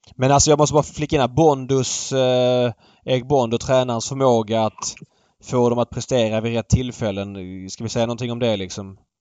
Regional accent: Sweden; man som svensk

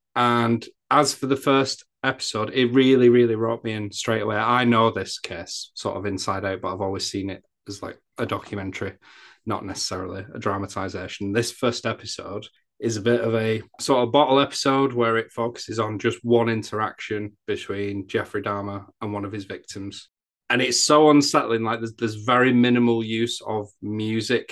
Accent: England, United Kingdom; I'm English

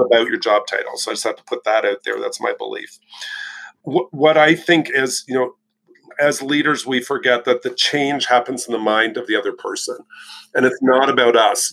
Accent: Canada; And I'm Canadian

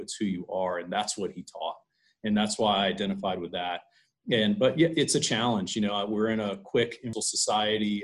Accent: Chapel Hill, North Carolina, United States; I grew up in Chapel Hill, North Carolina

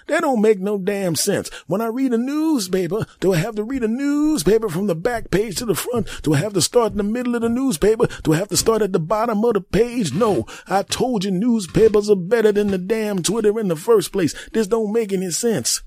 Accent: United States; the great old U S A, my home country

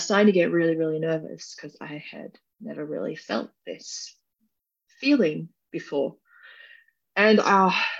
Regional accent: Wollongong, New South Wales, Australia; I'm from Wollongong, which is a city south from Sydney

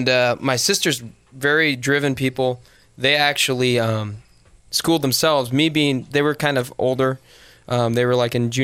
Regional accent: Phoenix, Arizona, United States; also born or lived in Spain; I've been in Phoenix most of my life. I was born in Spain, believe it or not, because my dad was in the Air Force, and we moved around a lot. We ended up in Arizona.

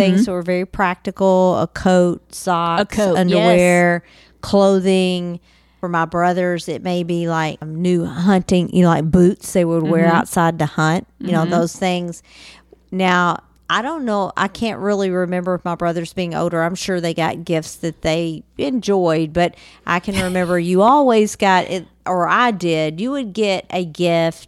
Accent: Western Kentucky, United States; I'm from Western Kentucky

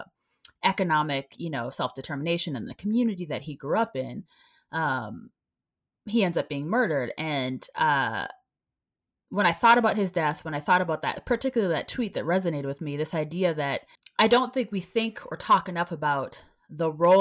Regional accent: Minneapolis, Minnesota, United States; moved away; I grew up in the Minneapolis area

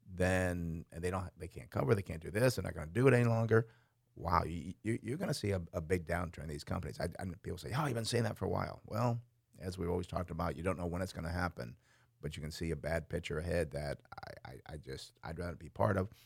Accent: Schenectady, New York, United States; I grew up in Schenectady, New York

